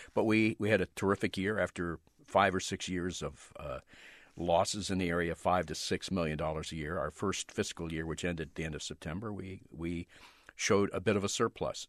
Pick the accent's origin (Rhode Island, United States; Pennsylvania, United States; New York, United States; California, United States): Pennsylvania, United States; outside Philadelphia; I grew up right outside Philadelphia